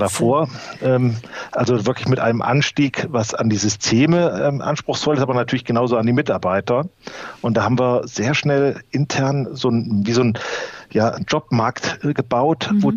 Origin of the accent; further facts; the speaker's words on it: North Hesse, Germany; bei uns in Nordhessen